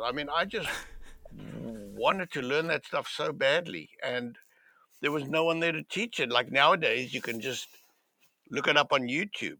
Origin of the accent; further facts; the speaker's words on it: Cape Town, Western Cape, South Africa; moved away; where I grew up in in Cape Town, it was a very liberal part of the world, of South Africa.